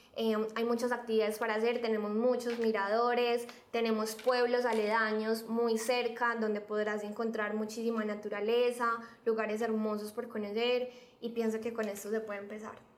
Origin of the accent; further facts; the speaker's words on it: Medellín, Antioquia, Colombia; efectivamente nací en Medellín, he vivido toda mi vida acá, en esta maravillosa ciudad